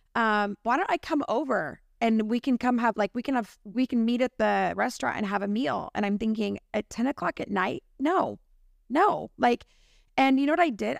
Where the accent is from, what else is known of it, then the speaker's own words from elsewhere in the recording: California, United States; as a Californian, which we are